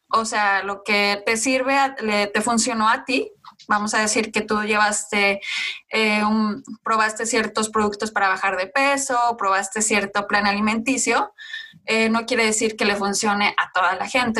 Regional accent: Mexico; mi parte de, de nacimiento, o sea, de dónde soy yo, o mexicana

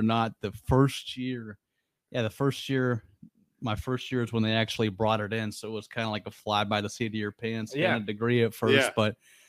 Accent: Austintown, Ohio, United States; I'm an Austintown guy.

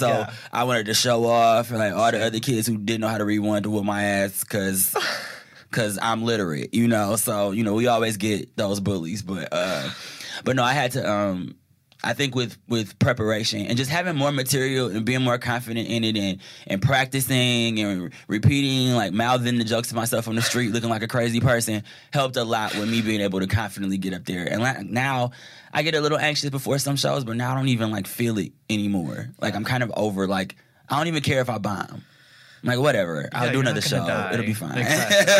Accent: Detroit, Michigan, United States; Because I'm from Detroit. And I have this accent, which people think are from the South, you know?

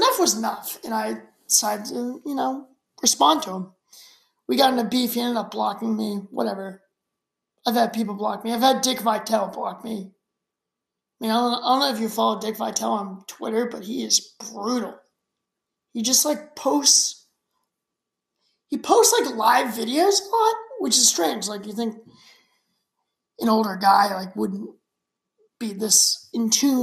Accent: Shrewsbury, Massachusetts, United States; I grew up in Shrewsbury, which is right outside of Worcester, Massachusetts

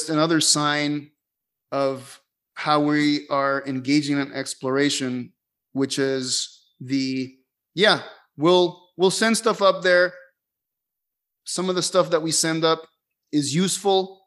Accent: Caracas, Capital District, Venezuela; born or raised there; moved away

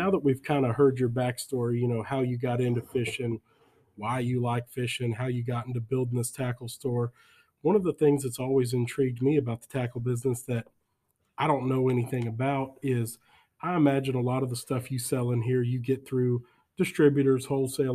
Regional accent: San Antonio, Texas, United States; now in La Vernia, United States; growing up in San Antonio, Texas.

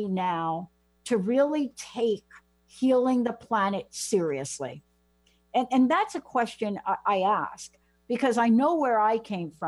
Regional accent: New York, United States; growing up in the Bronx in New York and being a kid in New York

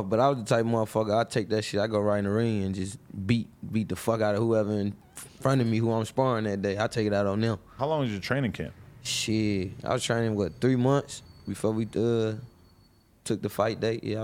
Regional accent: Detroit, Michigan, United States; I'm from West Side … all them from the East. I'm from the West.

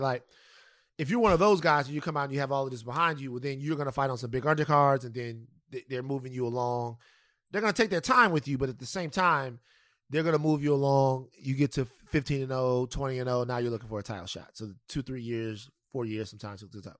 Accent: South Louisiana, United States; moved away; the people of South Louisiana right now, my home state

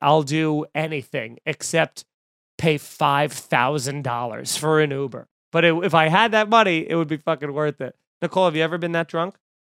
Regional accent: Long Island, New York, United States; Growing up in Long Island

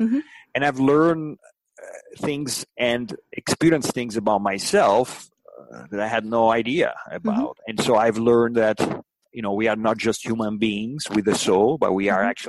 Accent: Italy; English is a second language; I grew up in Italy, and I spent many years of my life living and breathing in Italy, and I had many wonderful experiences.

